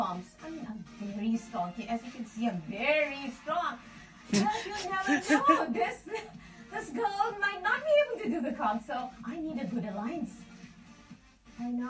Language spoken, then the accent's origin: English; Toronto, Ontario, Canada; I'm from Toronto, and I'm 49 years old.